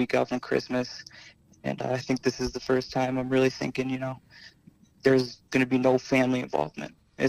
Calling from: Connecticut, United States; Happy holidays. I'm from Connecticut.

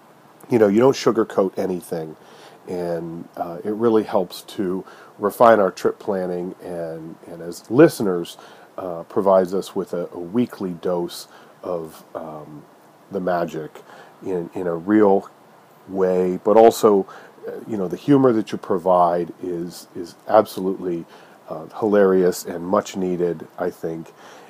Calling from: Erie, Pennsylvania, United States; I'm calling from Erie, Pennsylvania.

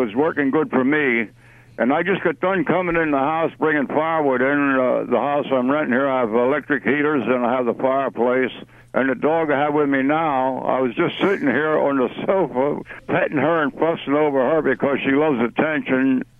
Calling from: Lenhartsville, Pennsylvania, United States; Yeah, it's Lenhartsville. It's right outside of Kutztown.

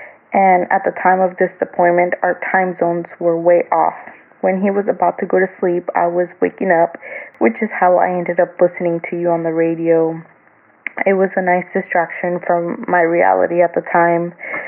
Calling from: Okinawa, Japan; I am calling you from Okinawa, Japan. I recently moved here

